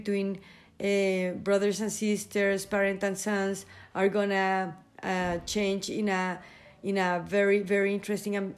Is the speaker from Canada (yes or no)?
no; Colombia; I am from Colombia and I live here.